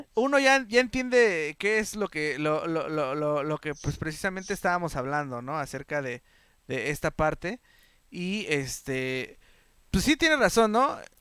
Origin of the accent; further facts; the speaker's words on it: Mexico; nosotros como mexicanos